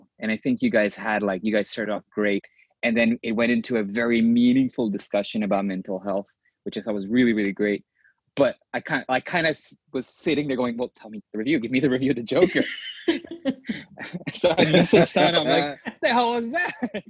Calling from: Japan; I'm calling in from Japan.

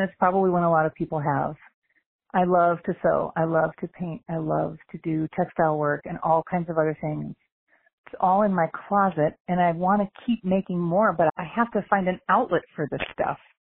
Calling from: Phoenix, Arizona, United States; I'm calling from Phoenix, Arizona

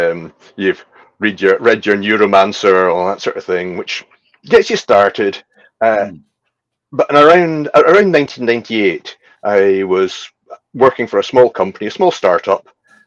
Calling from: Isle of Skye, Scotland, United Kingdom; Well, I am coming in from Scotland. I'm actually on the Isle of Skye in Scotland, one of the rural communities.

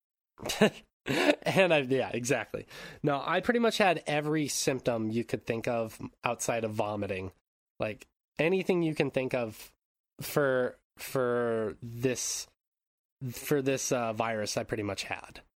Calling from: Japan; I'm calling in from Japan

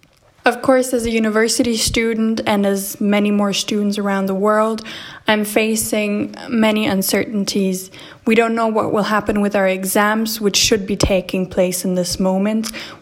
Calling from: Strasbourg, Grand Est, France; Today is Wednesday, the 8th of April, 2020, and I'm reporting from Strasbourg, France.

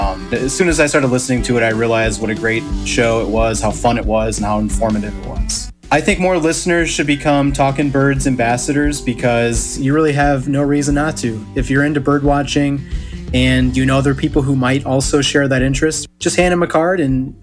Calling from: Minneapolis, Minnesota, United States; I'm calling from Minneapolis, Minnesota.

